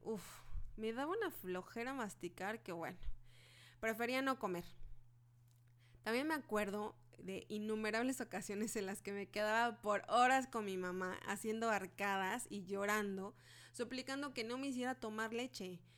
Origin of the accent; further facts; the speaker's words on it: Mexico; Soy mexicana